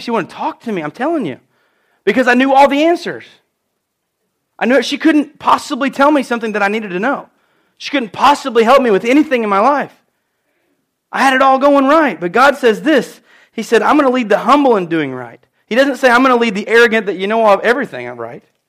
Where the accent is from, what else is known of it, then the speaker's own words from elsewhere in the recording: United States; I'm from Edwards County